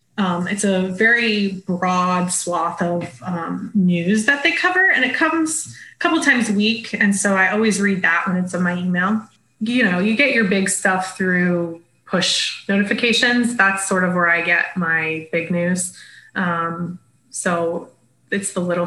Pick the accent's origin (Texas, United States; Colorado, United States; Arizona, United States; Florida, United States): Florida, United States; South; I grew up in South Florida